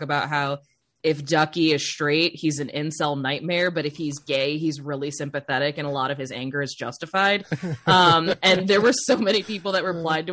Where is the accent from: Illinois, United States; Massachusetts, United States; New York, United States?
Illinois, United States; Chicago; moved away; also born or lived in Cleveland, Ohio; I grew up in Chicago originally and then moved to Cleveland